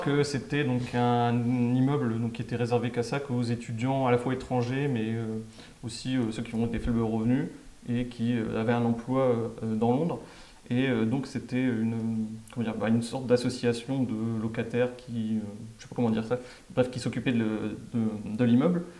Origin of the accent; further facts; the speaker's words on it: France; on est français